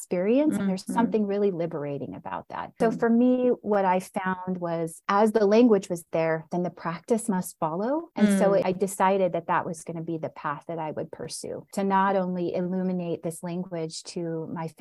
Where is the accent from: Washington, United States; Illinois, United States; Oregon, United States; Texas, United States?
Oregon, United States; Southern; now in Denver, United States; So we moved to Southern Oregon when I was about 4 years old and we moved to a small, rural, predominantly white town